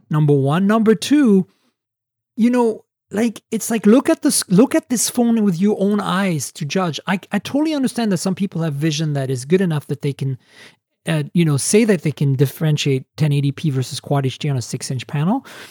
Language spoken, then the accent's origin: English; Canada; I am a Canadian